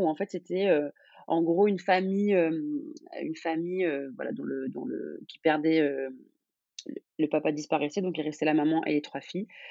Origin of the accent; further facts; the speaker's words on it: Algeria; moved away as an adult; also born or lived in Vienna; now in Paris, France; je suis algérienne